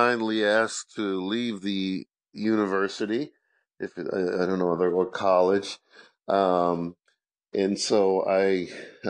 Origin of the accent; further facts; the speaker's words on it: Marlboro, New Jersey, United States; moved away as an adult; also born or lived in Brooklyn, New York / Saint Vincent / upstate New York; now in Springfield, United States; I grew up in Brooklyn and Marlborough, New Jersey